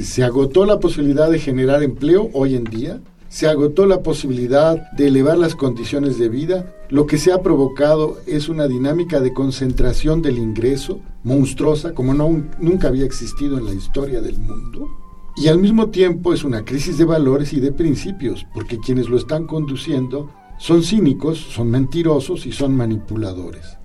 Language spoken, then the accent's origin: Spanish; Mexico; es parte de nuestra identidad como mexicanos.